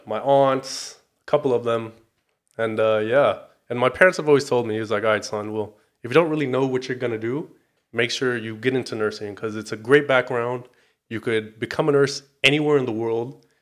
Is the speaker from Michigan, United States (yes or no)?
no; Torrance, California, United States; I am from the South Bay, Torrance, California